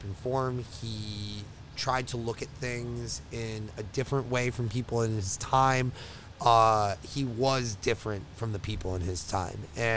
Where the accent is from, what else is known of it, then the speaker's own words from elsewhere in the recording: Long Island, New York, United States; moved away as an adult; I'm from Long Island.